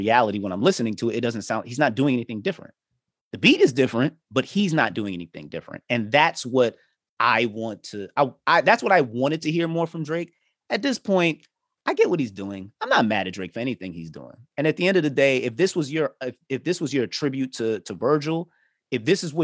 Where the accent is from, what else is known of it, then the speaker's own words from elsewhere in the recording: Jamaica; I'm Jamaican